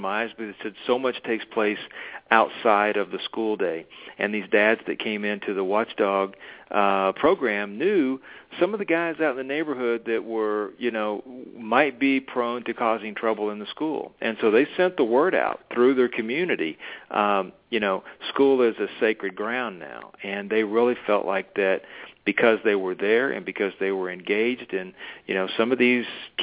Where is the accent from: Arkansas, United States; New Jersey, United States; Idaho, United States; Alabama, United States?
Arkansas, United States; I grew up in Arkansas.